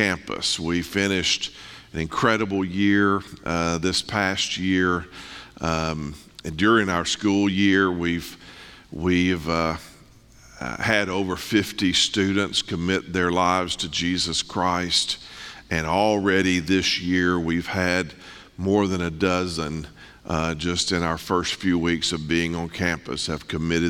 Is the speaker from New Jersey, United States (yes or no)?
no; North Mississippi, United States; moved away as an adult; now in East Tennessee, United States; I'm born and raised in North Mississippi